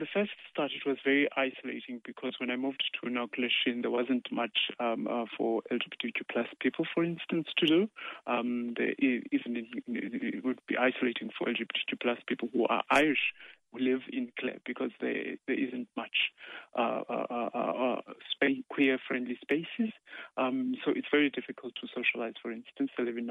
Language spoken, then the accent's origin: English; Cape Town, Western Cape, South Africa; moved away as an adult; now in Ireland; I'm from Cape Town in South Africa.